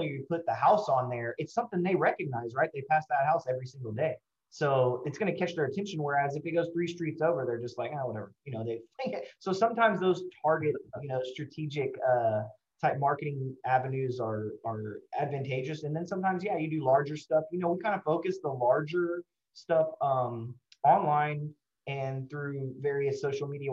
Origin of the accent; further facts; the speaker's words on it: Houston, Texas, United States; I'm born and raised in Houston.